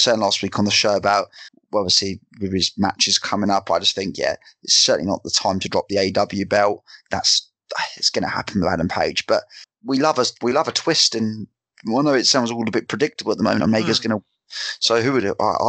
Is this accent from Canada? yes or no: no; England, United Kingdom; being English